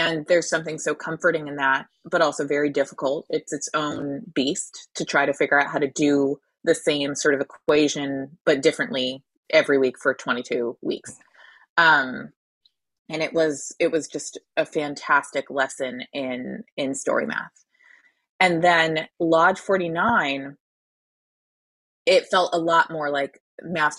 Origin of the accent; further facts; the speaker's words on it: Connecticut, United States; I'm from Connecticut.